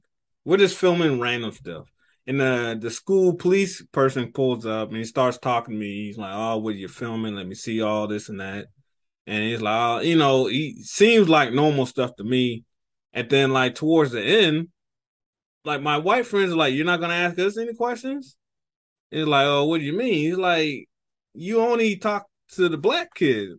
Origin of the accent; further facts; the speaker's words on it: Florida, United States; growing up in Florida